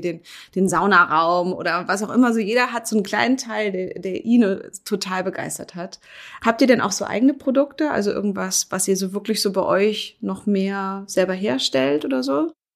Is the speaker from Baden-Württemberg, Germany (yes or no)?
no; Berlin, Germany; ich bin ja Berlinerin